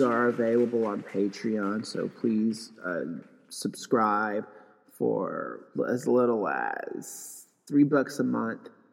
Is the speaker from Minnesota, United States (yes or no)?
no; Knoxville, Tennessee, United States; moved away as an adult; also born or lived in Los Angeles, California; now in Pasadena, United States; I went to high school in Knoxville. I went to middle school out there too. So in 1992 ish, after the Los Angeles riots, my family um, had had enough of LA and we moved to Knoxville, Tennessee